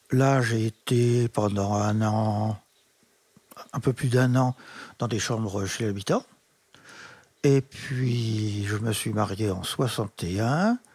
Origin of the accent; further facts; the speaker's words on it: Chaville, Île-de-France, France; also born or lived in Versailles / Meudon; Alors, je suis né à Versailles en 38. Mes parents habitaient un petit appartement à Meudon, au-dessus de la gare de Meudon-Valfleury, pendant deux ans. Mon père a fait construire juste avant la guerre un pavillon en meulière à Chaville.